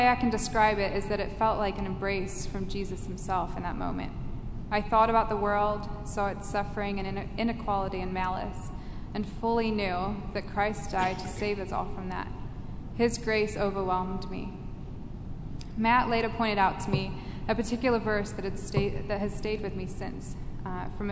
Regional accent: England, United Kingdom; I grew up in England where religion simply wasn't talked about at that time

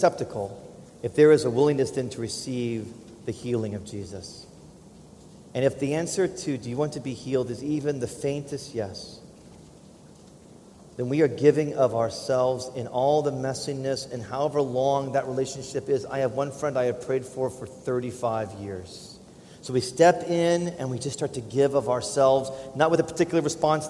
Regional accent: United States; as an American

